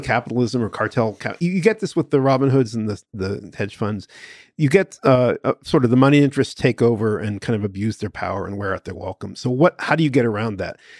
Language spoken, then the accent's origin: English; United States; I'm an American. I'm born on the Fourth of July.